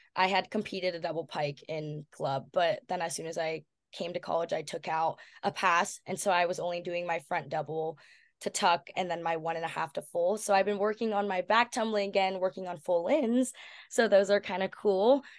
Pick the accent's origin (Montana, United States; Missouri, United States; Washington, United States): Washington, United States; moved away as an adult; now in Berkeley, United States; growing up in Washington